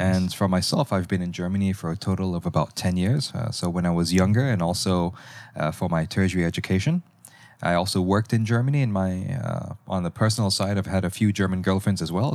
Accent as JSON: {"language": "English", "country": "Malaysia", "said": "I'm actually from Malaysia."}